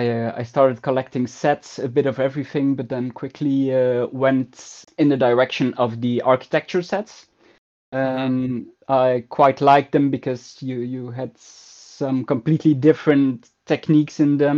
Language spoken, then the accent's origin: English; Ghent, Flanders, Belgium; I started actually with the idea of building part of my hometown, so part of Ghent.